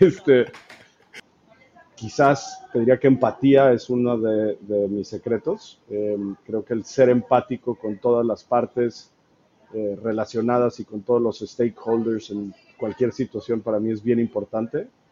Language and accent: Spanish; Mexico; soy mexicano